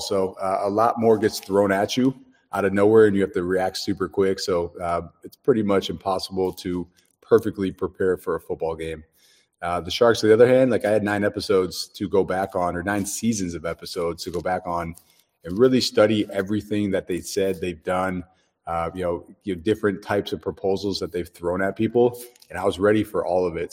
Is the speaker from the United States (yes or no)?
yes; Dallas, Texas, United States; I'm from Dallas, Texas